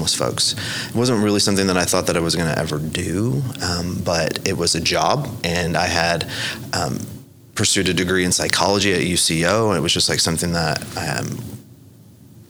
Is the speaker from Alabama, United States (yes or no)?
no; Lawton, Oklahoma, United States; I'm from Lawton. Uh-huh. I like to describe myself as a survivor from Lawton